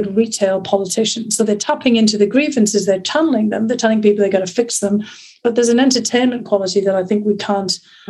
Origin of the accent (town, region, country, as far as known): north of England, United Kingdom; born or raised there; accent: northern; moved away as an adult; also born or lived in St Andrews, Scotland; now in United States